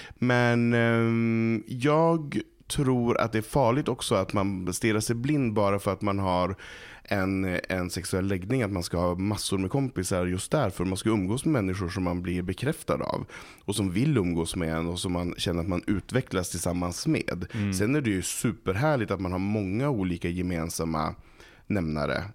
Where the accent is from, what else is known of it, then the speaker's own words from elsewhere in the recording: Malå, Västerbotten County, Sweden; Jag kommer från ett litet samhälle som heter Malå som ligger i Västerbotten